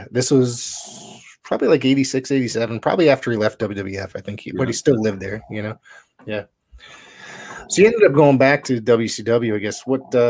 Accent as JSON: {"language": "English", "town": "Woodbridge", "region": "Connecticut", "country": "United States", "tie": "born or raised there", "also_born_or_lived": "New Haven, Connecticut", "said": "I said I grew up in New Haven, but I lived in the suburb of it, which was called Woodbridge, Connecticut."}